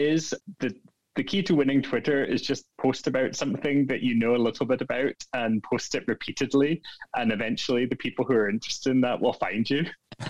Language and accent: English; Scotland, United Kingdom; moved away as an adult; now in Portland, United States; I'm from Scotland originally, as you might tell from my accent. And then what I just said was my name in Gaelic, which is the native language of where I grew up. And I've lived in Portland for about 12 years